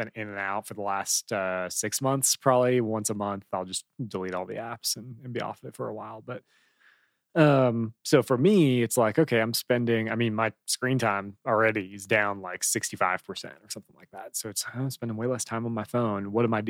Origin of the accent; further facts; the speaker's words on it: Chicago, Illinois, United States; So I grew up in Chicago, and it was like, that was the thing.